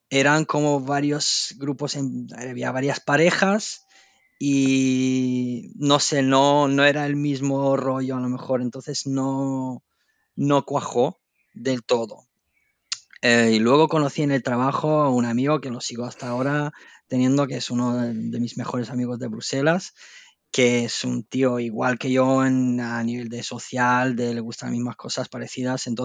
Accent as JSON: {"language": "Spanish", "region": "Andalusia", "country": "Spain", "lives_now": "Belgium", "said": "no es igual la vida social en Bélgica que en, la Costa del Sol de donde vengo."}